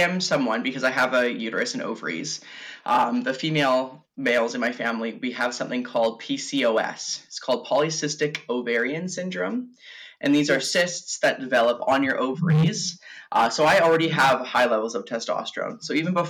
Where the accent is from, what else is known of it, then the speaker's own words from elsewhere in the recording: Victoria, British Columbia, Canada; I'm born and raised on Vancouver Island in Victoria.